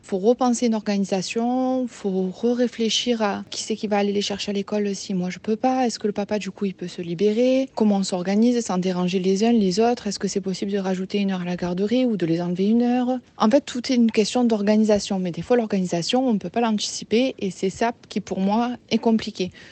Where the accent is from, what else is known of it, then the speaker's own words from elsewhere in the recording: near Marseille, Provence-Alpes-Côte d'Azur, France; accent: Marseille; j'habite près de Marseille. Je pense que ça s'entend à mon accent.